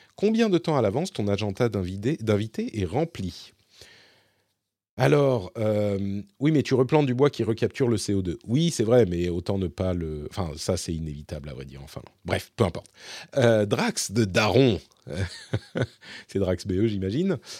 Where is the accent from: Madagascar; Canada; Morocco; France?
France; Paris, Île-de-France; moved away as an adult; now in Finland